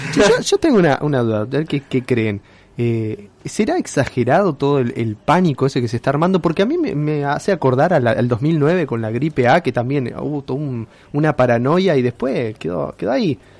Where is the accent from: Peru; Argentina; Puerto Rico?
Argentina; a small town in Neuquén; now in Rosario, Argentina; yo crecí en un pueblito en Neuquén, después fui a Neuquén Capital y después vine acá. Y después, ah, acá a Rosario